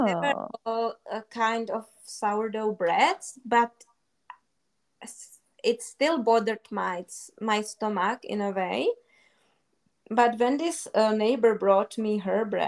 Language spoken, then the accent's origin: English; Czechia; English is a second language; moved away; also born or lived in South Africa / Austria; in the Czech Republic, we have really good breads